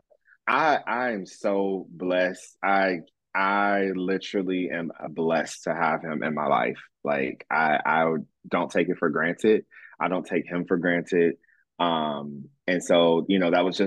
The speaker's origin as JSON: {"language": "English", "region": "Michigan", "country": "United States", "moved": "as an adult", "lives_now": "Jacksonville, United States", "said": "I'm from Michigan"}